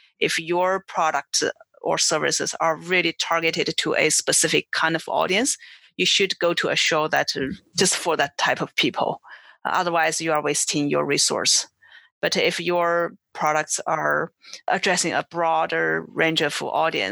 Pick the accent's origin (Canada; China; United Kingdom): China; moved away as an adult; also born or lived in Boston, United States / Beijing, China; now in Seattle, United States; I grew up in China. I came to the U.S.